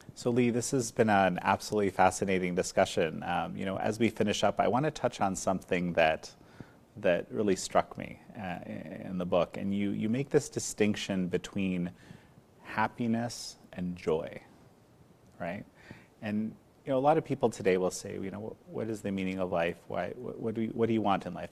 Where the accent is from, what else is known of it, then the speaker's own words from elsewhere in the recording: Canada; in Canada, my home country